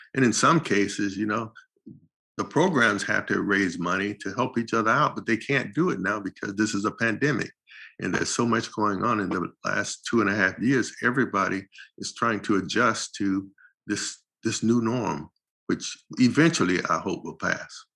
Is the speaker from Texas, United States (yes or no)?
no; St. Petersburg, Florida, United States; moved away as an adult; now in Los Angeles, United States; St. Petersburg, Florida, where we grew up